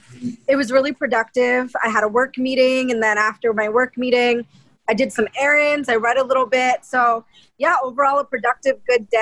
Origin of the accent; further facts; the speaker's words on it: Westchester, New York, United States; also born or lived in the Bronx, New York; now in Long Beach, United States; I'm from New York. I was born in the Bronx, but raised in Westchester, New York. I currently live in Long Beach as well, so I'm on the West Coast now.